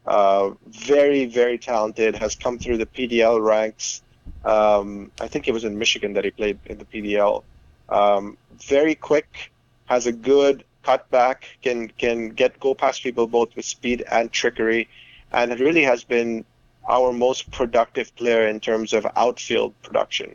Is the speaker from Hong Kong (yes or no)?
no; India; moved away; I grew up in India